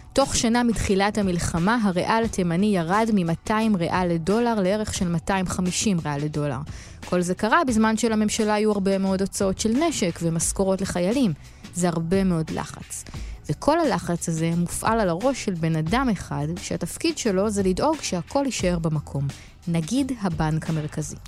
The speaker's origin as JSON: {"language": "Hebrew", "country": "Israel", "said": "כי אנחנו מישראל"}